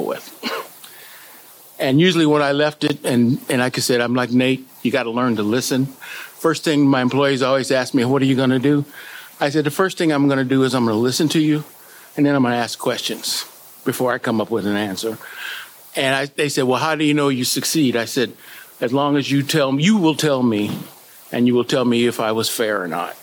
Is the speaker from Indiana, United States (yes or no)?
yes; La Porte, Indiana, United States; I was born and raised in LaPorte, Indiana